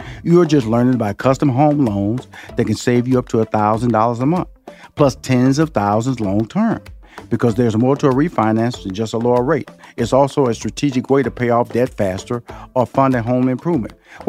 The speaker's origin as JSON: {"language": "English", "region": "Texas", "country": "United States", "said": "because I came from Fifth Ward and I went to college and we come from a, you know, I wouldn't say impoverished, but we was a, wasn't middle class."}